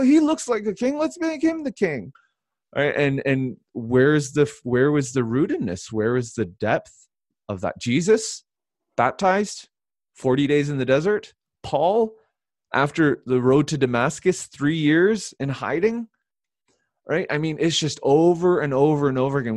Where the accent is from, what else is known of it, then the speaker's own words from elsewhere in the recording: Canada; I'm Canadian